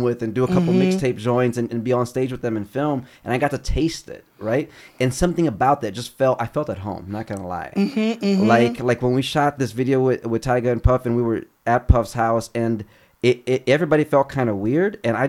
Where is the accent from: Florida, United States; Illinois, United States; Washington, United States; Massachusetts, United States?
Illinois, United States; Chicago; also born or lived in Brazil / Cleveland / Kentucky / New York; now in Los Angeles, United States; And then from Cleveland to Kentucky. And then from Kentucky to Chicago. And then I grew up in Chi.